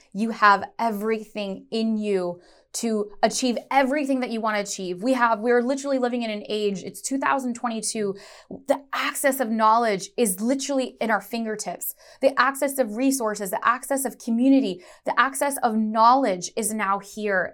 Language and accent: English; Chicago, Illinois, United States; I was born in Chicago, Illinois